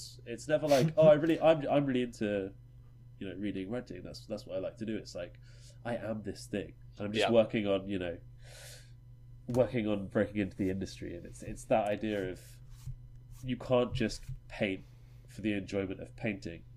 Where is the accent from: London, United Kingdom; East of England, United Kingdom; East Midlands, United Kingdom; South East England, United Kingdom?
East of England, United Kingdom; Norwich; we're all from Norwich